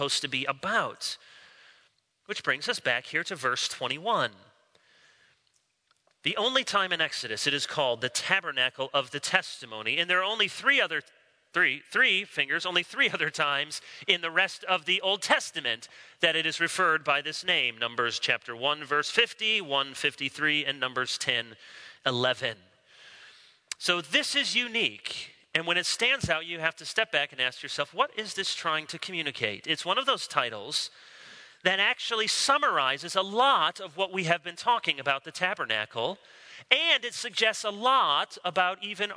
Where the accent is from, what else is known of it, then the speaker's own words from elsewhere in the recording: Chicago, Illinois, United States; now in Charlotte, United States; I was born in Chicago